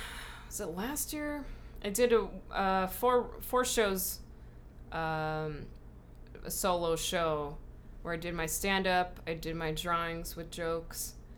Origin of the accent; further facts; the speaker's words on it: Whittier, California, United States; We're from Whittier.